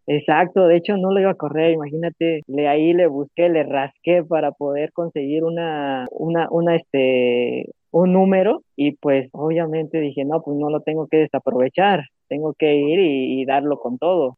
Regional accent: Jalisco, Mexico; primero jalisciense

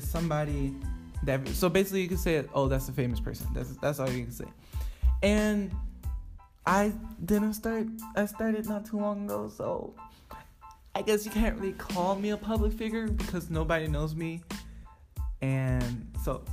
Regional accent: Gwinnett County, Georgia, United States; also born or lived in Savannah, Georgia / Virginia; I grew up mostly in Gwinnett County, but my childhood that I remember as like a little kid was majority in Savannah and Virginia

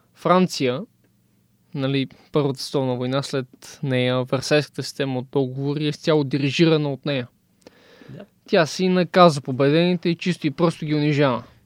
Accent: Bulgaria

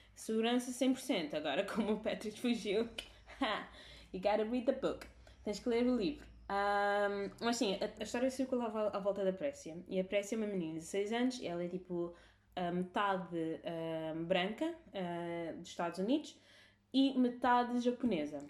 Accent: Cape Verde; Portuguese is a second language; now in Portugal; nós sempre confundimos o português com o crioulo ao crescer

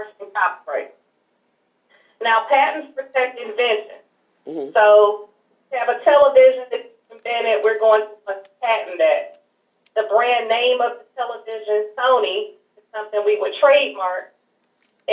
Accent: Houston, Texas, United States; I'm originally from Houston, Texas. And ironically, I actually grew up not far from your radio station

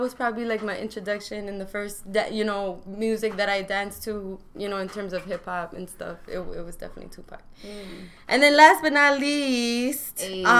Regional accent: El Paso, Texas, United States; I'm from El Paso, Texas, so I didn't grow up either, you know, East

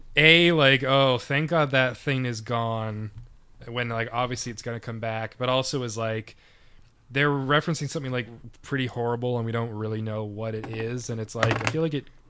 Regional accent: Canada; we're from Canada

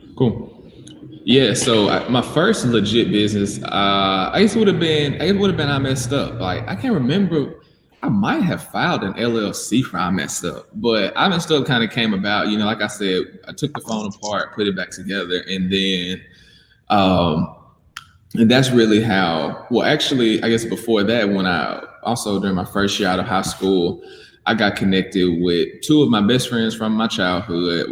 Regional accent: Mississippi, United States; moved away as an adult; now in Birmingham, United States; I'm from Mississippi. So I lived in Mississippi my whole life before moving here to Birmingham.

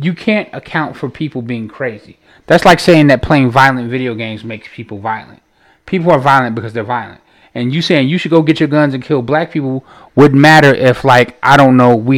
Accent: Chicago, Illinois, United States; we're from Chicago

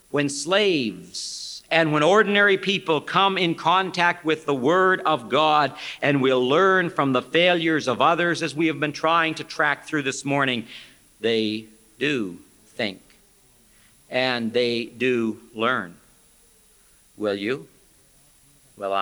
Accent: Canada; also born or lived in Wheaton, Illinois; I am from Canada

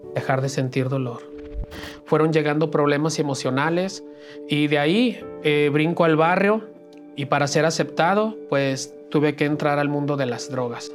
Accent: Aguascalientes, Mexico; Yo nací en Aguascalientes

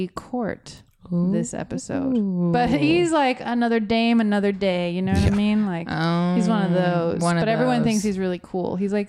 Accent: Florida, United States; We're from Florida.

